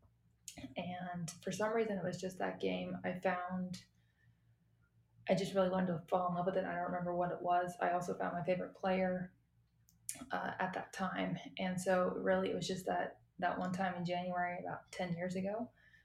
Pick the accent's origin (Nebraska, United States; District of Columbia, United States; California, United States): California, United States; also born or lived in Washington, D.C. / London; I'm actually from the United States originally, born in California, spent a lot of my life, pretty much all my life over here